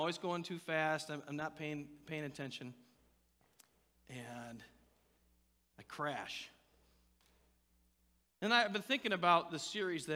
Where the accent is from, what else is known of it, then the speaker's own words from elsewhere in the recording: Indiana, United States; I was born and raised in Indiana